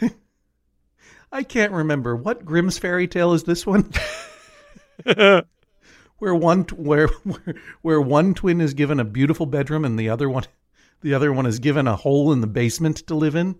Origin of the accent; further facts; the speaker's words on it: New England, United States; growing up in New England